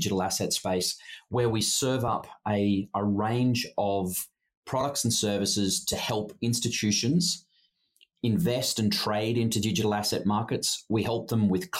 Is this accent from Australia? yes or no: yes; Australia; moved away as an adult; also born or lived in Sydney / Hong Kong; now in Singapore; I'm Australian by background